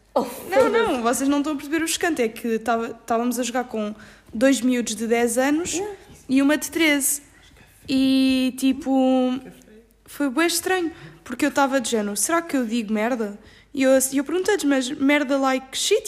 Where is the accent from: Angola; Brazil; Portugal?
Portugal; Ericeira, Lisbon; moved away as an adult; now in Salerno, Italy; eu sou da zona da Ericeira